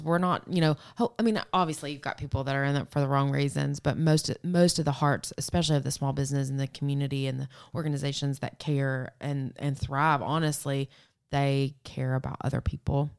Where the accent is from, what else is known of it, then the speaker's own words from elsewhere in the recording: Murfreesboro, Tennessee, United States; moved away; I moved away from Murfreesboro and grew up a lot outside of Murfreesboro